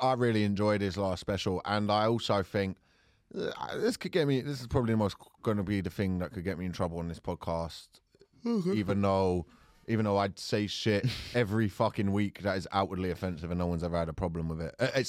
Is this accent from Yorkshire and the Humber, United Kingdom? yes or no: no; London, United Kingdom; accent: South London; Hi, it's my South London accent.